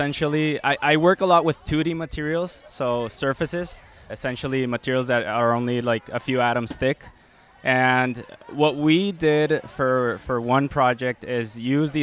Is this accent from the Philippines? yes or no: no; Mexico; moved away as an adult; now in Michigan, United States; I'm originally from Mexico.